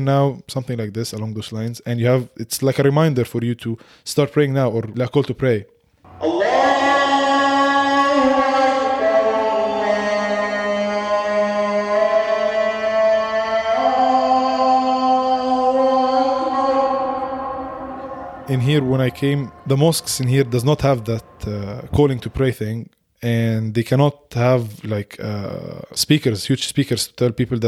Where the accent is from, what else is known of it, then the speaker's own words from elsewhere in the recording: Egypt; English is a second language; moved away as an adult; also born or lived in Newcastle; now in United Kingdom; when I was growing up in Egypt, religion was a big part of our life in Egypt